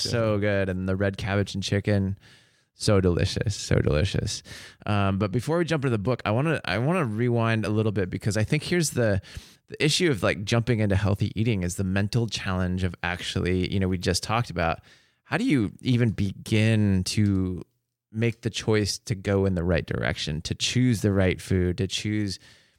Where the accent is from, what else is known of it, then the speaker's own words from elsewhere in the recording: Seattle, Washington, United States; now in New York City, United States; I'm from Seattle.